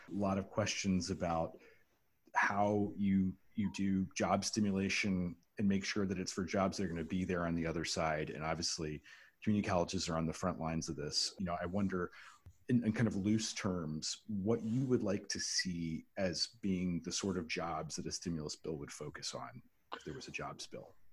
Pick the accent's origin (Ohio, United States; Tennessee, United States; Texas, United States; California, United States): Ohio, United States; Dayton; my hometown of Dayton, Ohio